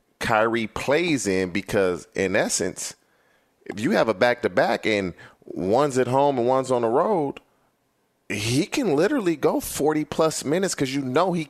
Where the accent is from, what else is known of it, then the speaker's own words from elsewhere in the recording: California, United States; also born or lived in Cincinnati; I'm born and raised in California